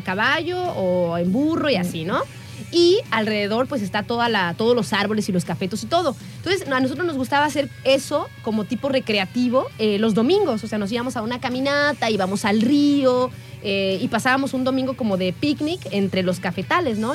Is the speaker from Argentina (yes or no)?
no; Coatepec, Veracruz, Mexico; moved away; allá me crié, en Coatepec